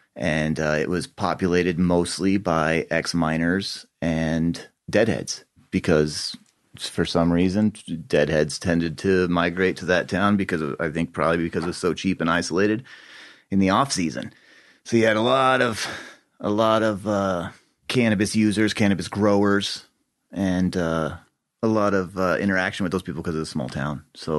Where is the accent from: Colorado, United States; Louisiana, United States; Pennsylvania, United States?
Colorado, United States; Boulder; also born or lived in Leadville, Colorado; I grew up in Boulder County.